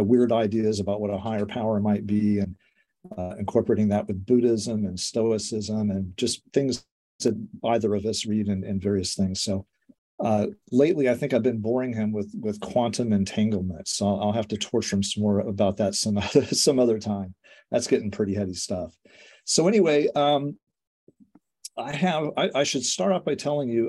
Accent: Colorado, United States; accent: American; moved away; I'm from Colorado

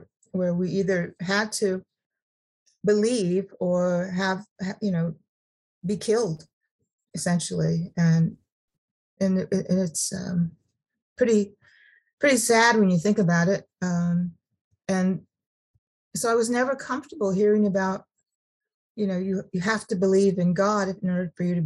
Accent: Sacramento, California, United States; I was raised in California, in Sacramento

